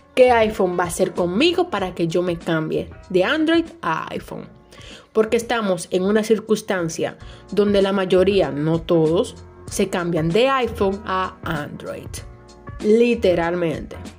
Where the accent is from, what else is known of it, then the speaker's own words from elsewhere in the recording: Dominican Republic; noticias y cosas de República Dominicana que en mi país